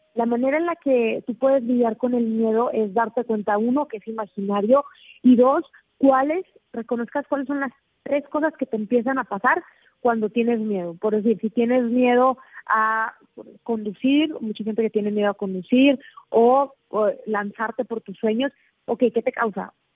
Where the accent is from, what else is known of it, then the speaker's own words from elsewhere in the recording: Mexico; yo soy mexicana